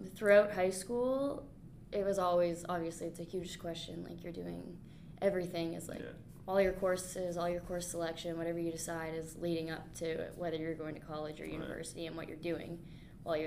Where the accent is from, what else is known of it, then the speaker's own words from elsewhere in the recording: Grand Bend, Ontario, Canada; my hometown, Grand Bend